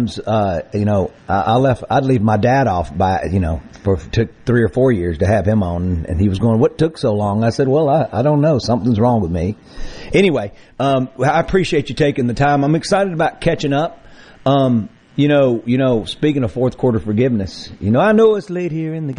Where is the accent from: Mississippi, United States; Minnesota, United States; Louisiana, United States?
Mississippi, United States; Greenville; The Mississippi Delta, down in Greenville on the river